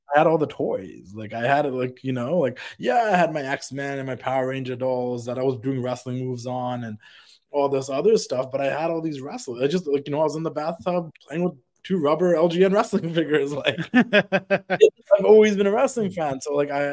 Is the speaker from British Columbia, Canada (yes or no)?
yes; Vancouver, British Columbia, Canada; being Canadian from Vancouver